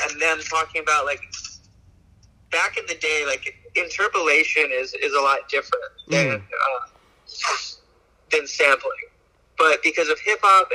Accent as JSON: {"language": "English", "region": "Alaska", "country": "United States", "moved": "yes", "lives_now": "Portland, United States", "said": "we come from Alaska. Like, we come from, like, the last place you would expect that band to come from"}